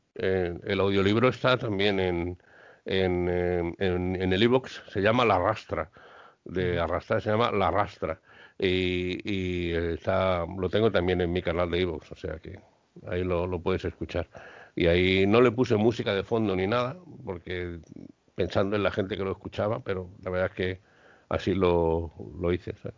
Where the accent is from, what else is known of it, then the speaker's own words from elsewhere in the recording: Madrid, Community of Madrid, Spain; now in Seville, Spain; aunque soy madrileña, le he dicho antes a, Alberto, yo soy de San Blas, yo soy de un barrio obrero